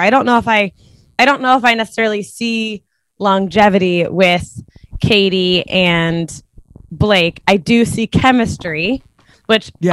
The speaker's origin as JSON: {"language": "English", "town": "Cincinnati", "region": "Ohio", "country": "United States", "moved": "yes", "lives_now": "New York, United States", "said": "I'm from Cincinnati"}